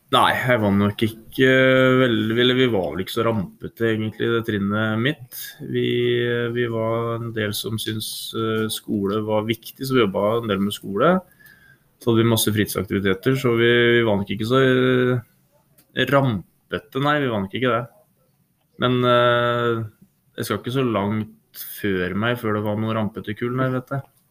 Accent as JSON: {"language": "Norwegian", "country": "Norway", "tie": "born or raised there", "also_born_or_lived": "Trondheim", "said": "jeg har vokst opp eh, på Nyhus på Steia her"}